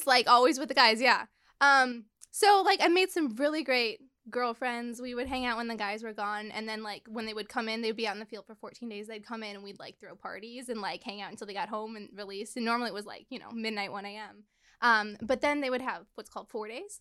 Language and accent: English; Chicago, Illinois, United States; I grew up in Chicago.